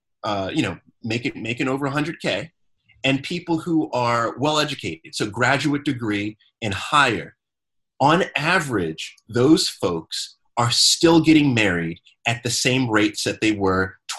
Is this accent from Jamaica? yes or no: yes; Jamaica; Like, I'm so Jamaican with my life.